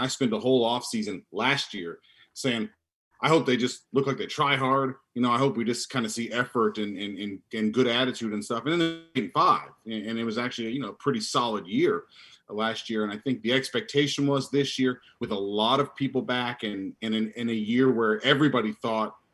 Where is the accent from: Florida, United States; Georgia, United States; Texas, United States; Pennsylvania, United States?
Florida, United States; Tampa; moved away as an adult; now in Louisville, United States; Yeah, I grew up in Tampa and I lived there pretty much my whole life.